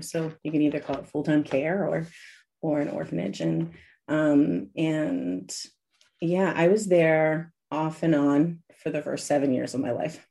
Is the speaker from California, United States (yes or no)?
no; Washington, District of Columbia, United States; now in Austria; I was born in Washington, D.C., but I was almost, I was almost born in Brazil two weeks earlier